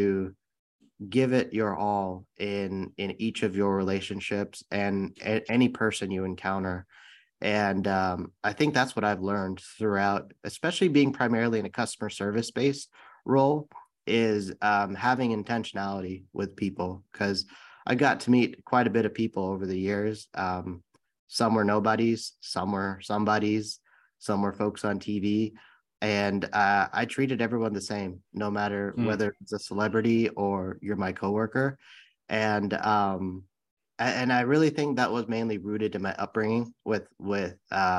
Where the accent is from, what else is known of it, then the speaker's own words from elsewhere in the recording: San Bruno, California, United States; I grew up in the Bay Area in San Bruno, California